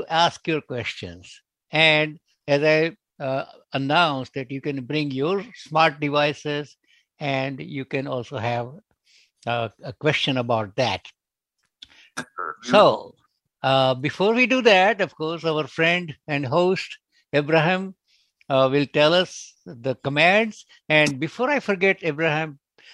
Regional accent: India; moved away; I'm also originally from India

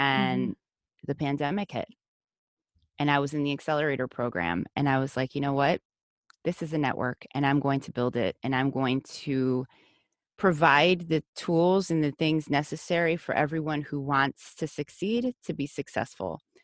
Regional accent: United States; first language Spanish; English is a second language; I was raised in the U S, but my first language was Spanish

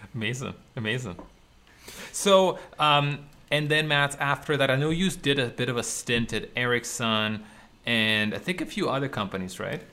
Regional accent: Ukraine; now in Canada; I was not from Canada. I, I, was still living in Ukraine in Eastern Europe

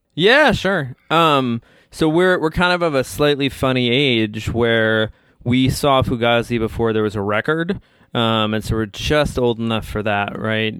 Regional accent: Bethesda, Maryland, United States; I was from Bethesda

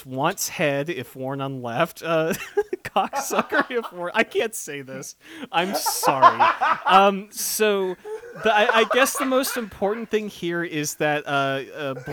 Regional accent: North Dallas–Fort Worth, Texas, United States; I was out and about earlier today putting up these signs around my hometown, and if anyone lives in this very specific subset of North DFW

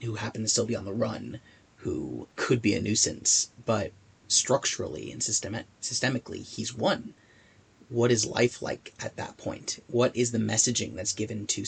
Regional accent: United States; as an American

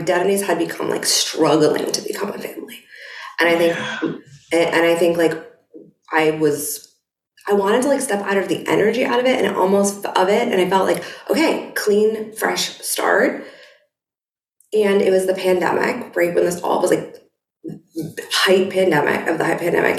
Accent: Boston, Massachusetts, United States; moved away; my husband and I have lived in Boston. I was from Boston.

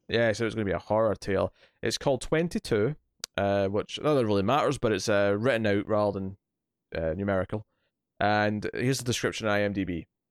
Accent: Scotland, United Kingdom; I'm a Scotsman

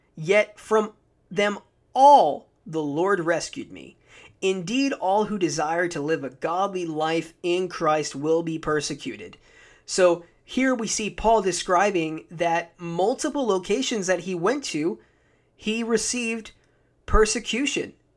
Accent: United States; I'm an American

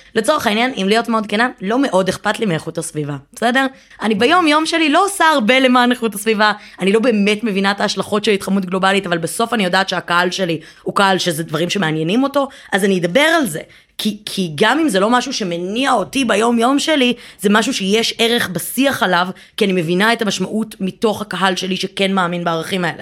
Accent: Givatayim, Tel Aviv District, Israel; גדלתי בגבעתיים

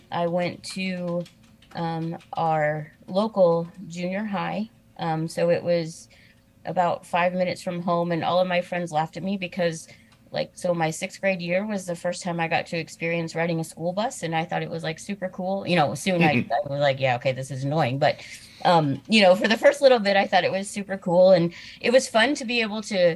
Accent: Danville, Illinois, United States; I am originally from Illinois. I was born in a town called Danville, Illinois

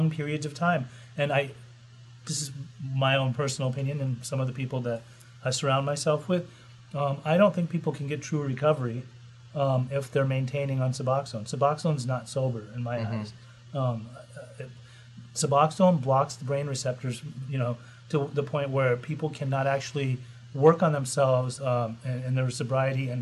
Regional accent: Costa Mesa, California, United States; I love Costa Mesa. I grew up in Costa Mesa.

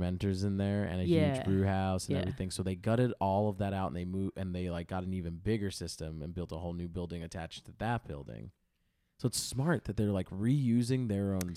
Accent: New York, United States; We're from New York

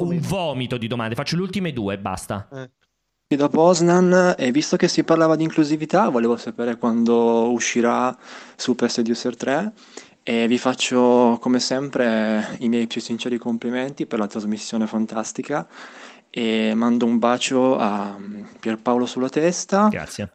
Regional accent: Anzio, Lazio, Italy; io faccio una fatica a non dire materazzo come dicono dalle mie parti ad Anzio

